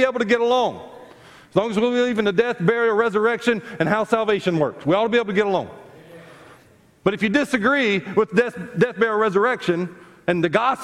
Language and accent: English; South Carolina, United States; I grew up in South Carolina